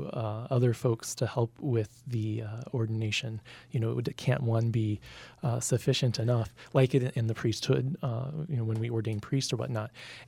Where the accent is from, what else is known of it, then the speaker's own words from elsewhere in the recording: St. Louis, Missouri, United States; I grew up in the Archdiocese of St. Louis